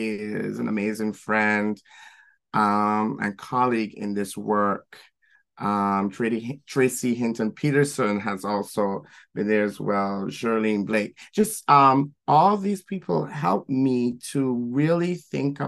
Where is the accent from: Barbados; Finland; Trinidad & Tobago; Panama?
Barbados; moved away as an adult; now in New York City, United States; growing up in Barbados. And then moving here